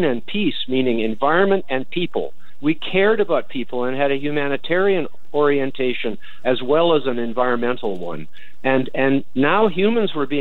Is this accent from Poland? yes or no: no; Canada; I'm a Canadian